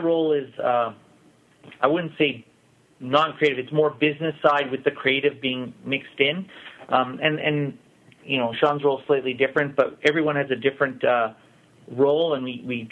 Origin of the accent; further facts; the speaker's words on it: Vancouver, British Columbia, Canada; born and raised in Vancouver.